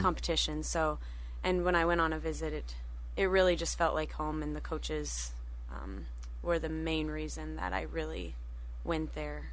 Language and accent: English; Rogers, Minnesota, United States; I'm from originally from Rogers, Minnesota